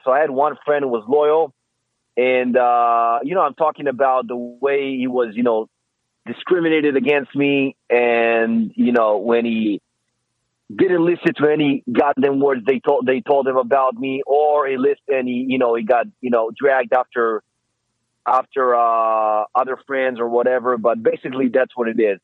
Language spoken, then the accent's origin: English; Israel; English is a second language; moved away as an adult; now in Los Angeles, United States; I'm from Israel.